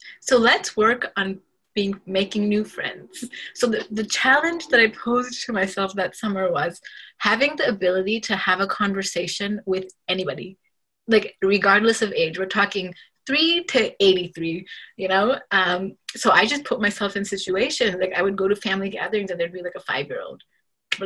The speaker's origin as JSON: {"language": "English", "town": "Dhaka", "region": "Dhaka Division", "country": "Bangladesh", "tie": "born or raised there", "moved": "yes", "said": "I was born in Dhaka, Bangladesh"}